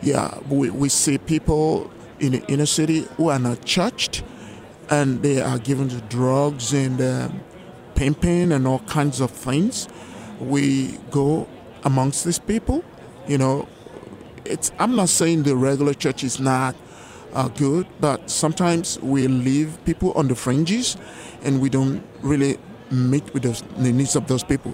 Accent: Lagos, Nigeria; moved away; My country of origination is Nigeria in West Africa

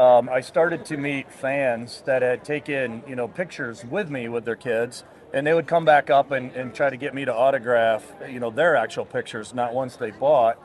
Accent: Holland, Michigan, United States; now in Atlanta, United States; I'm originally from Michigan.

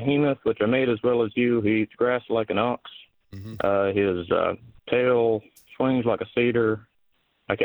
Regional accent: Arkansas, United States; now in Blytheville, United States; I'm originally from the hills, but right now I'm working over in Bible, so I'm over here.

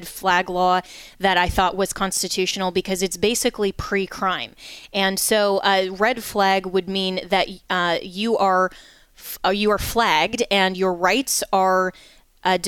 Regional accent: Colorado, United States; my home state of Colorado

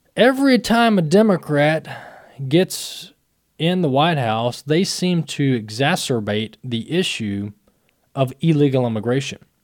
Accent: Mississippi, United States; Mississippi, my home state

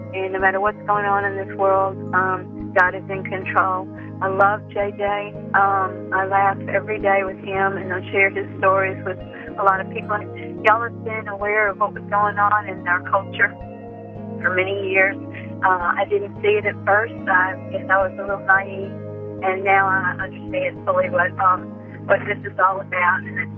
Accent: Mississippi, United States; now in Louisiana, United States; I'm from Louisiana, originally from Mississippi.

